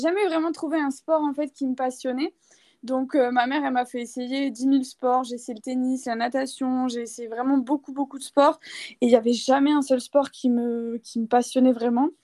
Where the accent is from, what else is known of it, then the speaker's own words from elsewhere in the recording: Toulouse, Occitania, France; moved away as an adult; now in Bulgaria; je viens de France, de Toulouse à la base, et j'ai emménagé en Bulgarie du coup il y a deux ans